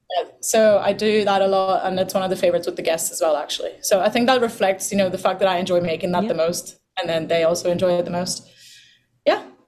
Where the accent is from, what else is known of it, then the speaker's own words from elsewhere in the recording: Ireland; also born or lived in Portugal; now in Bahamas; when we moved to Ireland